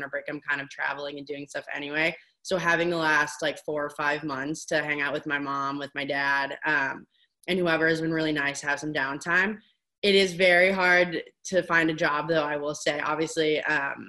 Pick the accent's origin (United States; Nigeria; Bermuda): United States; Bloomington, Indiana; moved away as an adult; also born or lived in Evanston, Illinois; growing up in Bloomington, Indiana, and being around IU athletics